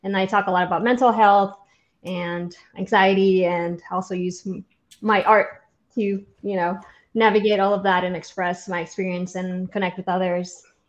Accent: Honduras; now in Georgia, United States; And I'm originally from Honduras, but I've been in Georgia for like half my life.

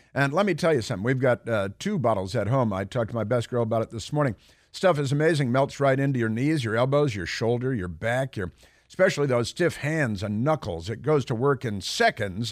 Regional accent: Chicago, Illinois, United States; moved away

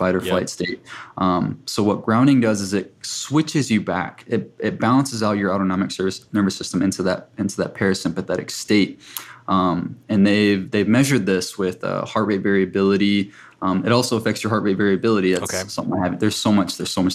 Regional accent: South Dakota, United States; I come from a tribe in South Dakota, and I spent most of my childhood on the reservation

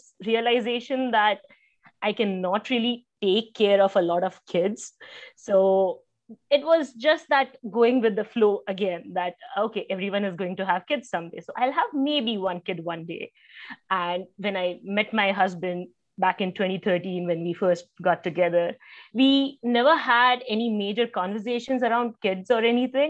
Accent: India; moved away as an adult; now in United States; I grew up in India and moved to the US in 2018.

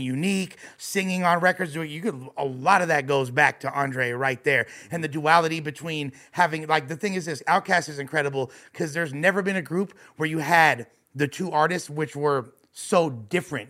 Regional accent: Los Angeles, California, United States; I'm born and raised in West Los Angeles

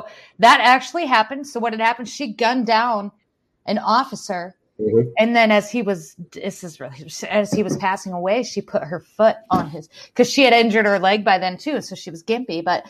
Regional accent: South Dakota, United States; I grew up in South Dakota

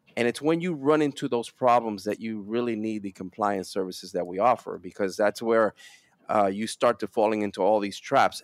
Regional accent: New York City, New York, United States; also born or lived in Dominican Republic; I spend most of my life, uh, most of my next thirty years or so in, uh, Brooklyn, New York

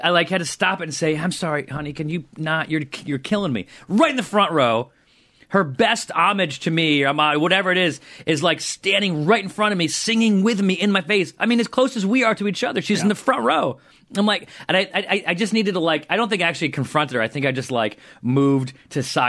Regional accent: Syracuse, New York, United States; moved away; This was in Syracuse. This is in my hometown

